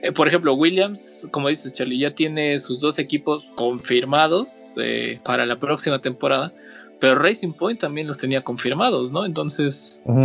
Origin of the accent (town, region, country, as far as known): Mexico